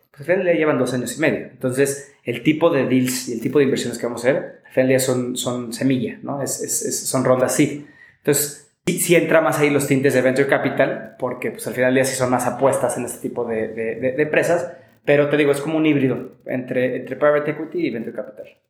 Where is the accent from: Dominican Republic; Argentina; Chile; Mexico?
Mexico; como mexicano